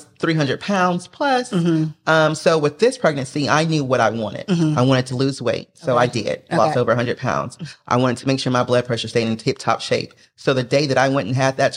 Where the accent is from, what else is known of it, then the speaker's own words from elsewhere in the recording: Oklahoma, United States; moved away as an adult; now in Maryland, United States; I'm originally from Oklahoma